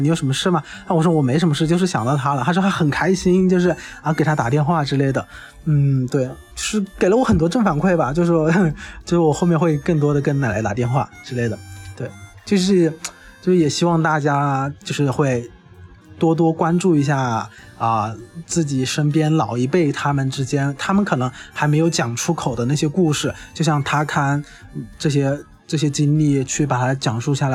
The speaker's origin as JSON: {"language": "Chinese", "region": "Hubei", "country": "China", "moved": "yes", "said": "我本身是湖北人嘛"}